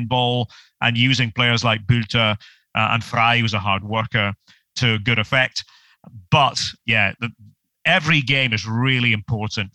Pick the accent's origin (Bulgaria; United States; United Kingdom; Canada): United Kingdom; Scotland; being a Scot